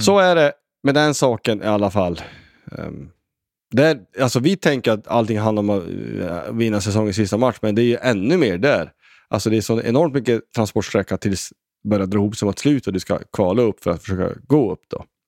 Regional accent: Sweden; som svensk

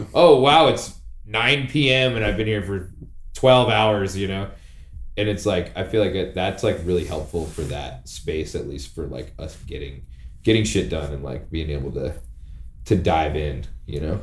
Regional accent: Montana, United States; born and raised in Montana

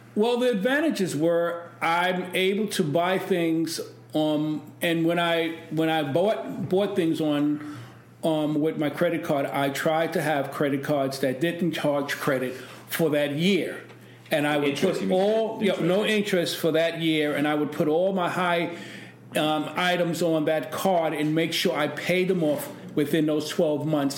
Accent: New York City, New York, United States; I grew up in East New York

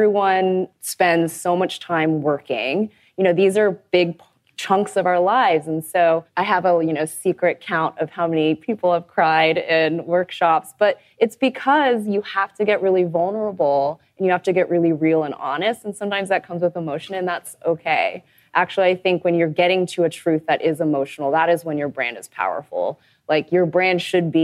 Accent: Texas, United States; I'm from Texas.

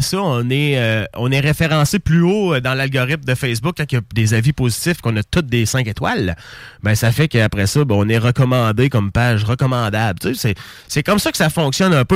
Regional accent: Saint-Nicolas, Quebec, Canada; on a grandi à Saint-Nicolas dans le hood ensemble

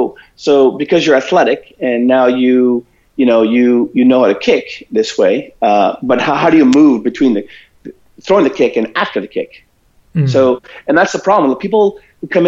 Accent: Toronto, Ontario, Canada; moved away as an adult; also born or lived in Philippines / Vancouver; I was born in Toronto, and I grew up in Toronto mainly.

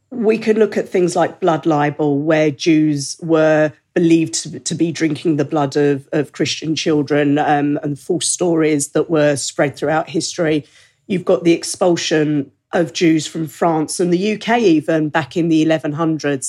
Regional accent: United Kingdom; I'm British. I'm a British Jew

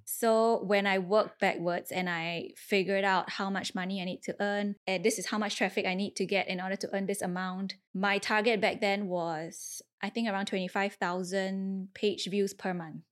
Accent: Singapore; I was from Singapore

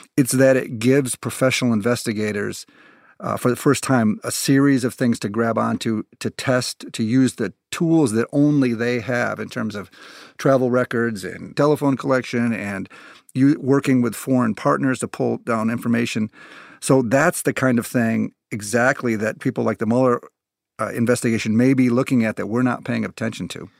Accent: United States; as an American

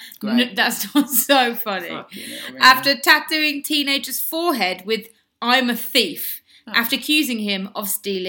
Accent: Germany; I was born in Germany.

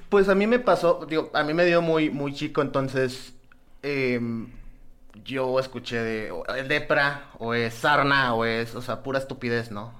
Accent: Nuevo Laredo, Tamaulipas, Mexico; yo soy de Nuevo Laredo

